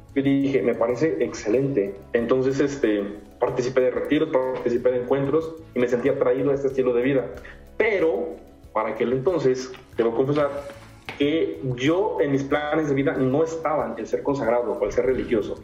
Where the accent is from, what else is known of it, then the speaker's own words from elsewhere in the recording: Comapa, Veracruz, Mexico; soy originario del estado de Veracruz. Ok. Eh, mi municipio se llama Comapa, está en la zona centro del estado